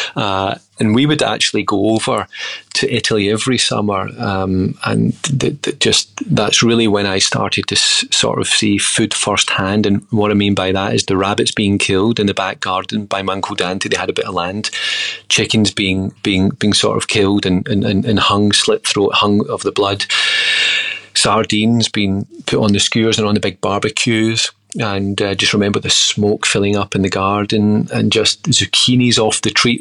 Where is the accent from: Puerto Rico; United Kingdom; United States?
United Kingdom; Troon, Scotland; moved away; also born or lived in Sydney, Australia / Glasgow, Scotland; I grew up in Scotland in a small town called Troon.